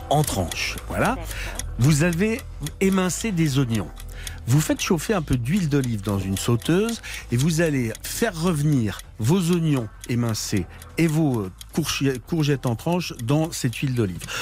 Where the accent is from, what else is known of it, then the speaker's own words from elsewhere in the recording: Lorraine, Grand Est, France; je suis lorrain